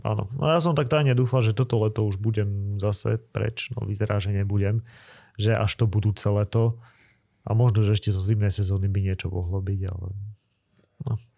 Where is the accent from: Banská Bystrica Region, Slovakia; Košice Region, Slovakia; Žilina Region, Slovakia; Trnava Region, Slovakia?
Žilina Region, Slovakia; Liptovský Mikuláš; moved away as an adult; also born or lived in Norway / Bratislava; ja som v tom vyrastal proste, u nás v Mikulaši